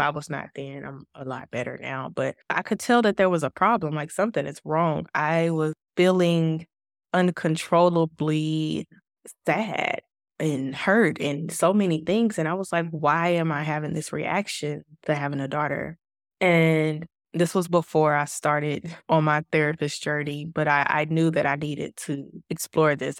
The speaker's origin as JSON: {"language": "English", "country": "United States", "moved": "as an adult", "lives_now": "Kuwait", "said": "We are an American expat family"}